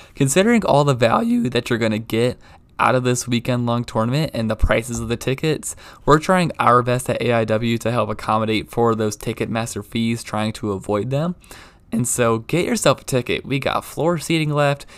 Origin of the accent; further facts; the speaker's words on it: Baltimore, Maryland, United States; moved away; growing up in Baltimore